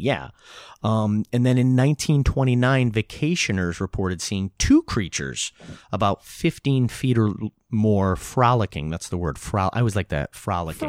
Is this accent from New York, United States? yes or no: yes; Newburgh, New York, United States; growing up in Newburgh on the Hudson River